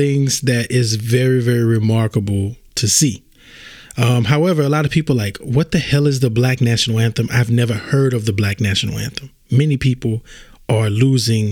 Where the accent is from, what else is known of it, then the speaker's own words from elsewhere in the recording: Louisiana, United States; I'm from Louisiana.